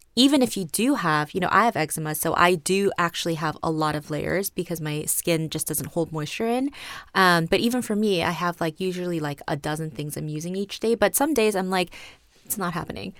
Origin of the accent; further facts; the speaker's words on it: South Korea; moved away; also born or lived in New York; I grew up in Korea until college. I grew up in New York first, moved to Korea at the end of elementary school, and was there until college